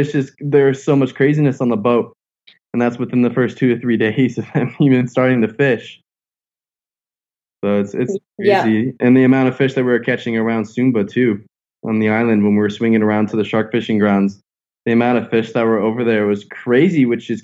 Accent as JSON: {"language": "English", "region": "South Florida", "country": "United States", "tie": "born or raised there", "said": "growing up in South Florida and being surrounded a fishing community"}